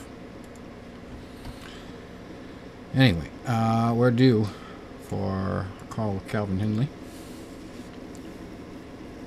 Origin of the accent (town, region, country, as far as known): Quincy, Massachusetts, United States; born or raised there